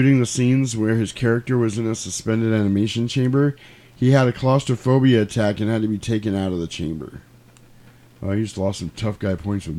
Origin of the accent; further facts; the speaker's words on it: New York, United States; I'm from New York. I grew up in a building of 1,000 people.